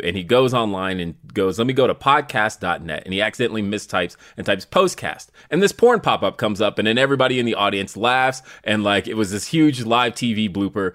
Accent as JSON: {"language": "English", "town": "Denver", "region": "Colorado", "country": "United States", "said": "I'm from Denver"}